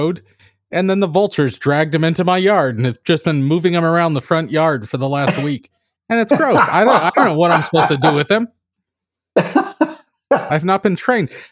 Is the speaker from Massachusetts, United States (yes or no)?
no; Central Coast, California, United States; now in Tennessee, United States; growing up on the Central Coast